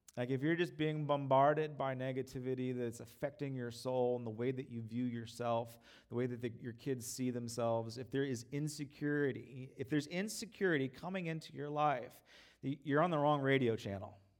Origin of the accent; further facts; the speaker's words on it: United States; I'm an American.